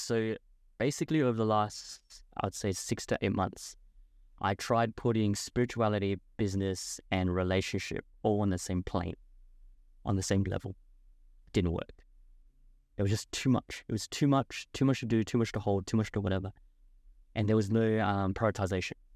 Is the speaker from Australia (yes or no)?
yes; Adelaide, South Australia, Australia; moved away as an adult; also born or lived in Gold Coast; my hometown, Adelaide